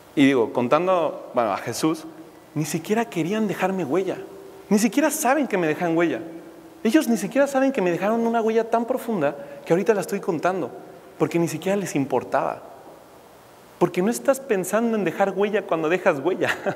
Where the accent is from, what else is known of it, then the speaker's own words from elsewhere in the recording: Mexico City, Mexico; Yo crecí en México, de la Ciudad de México